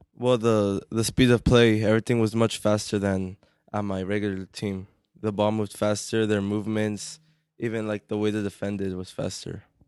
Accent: Corona, California, United States; I'm from Corona

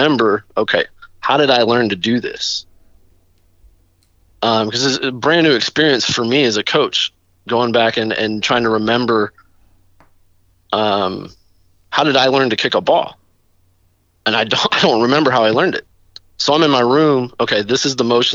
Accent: Chattanooga, Tennessee, United States; I grew up in Chattanooga

